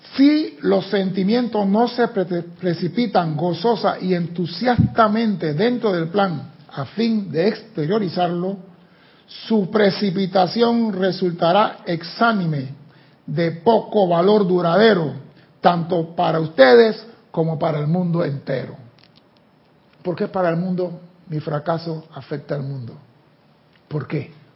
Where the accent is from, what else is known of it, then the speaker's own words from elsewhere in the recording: Panama; yo que soy chiquito de Panamá